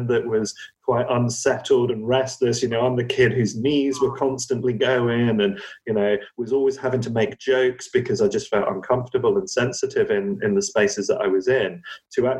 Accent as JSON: {"language": "English", "area": "Cornwall", "region": "South West England", "country": "United Kingdom", "tie": "born or raised there", "said": "growing up in Cornwall"}